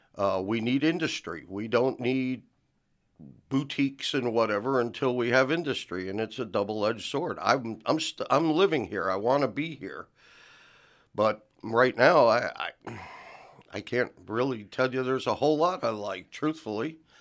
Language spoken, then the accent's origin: English; New Jersey, United States; also born or lived in California / Tecumseh, Oklahoma; now in Chickasha, United States; I was born and raised in New Jersey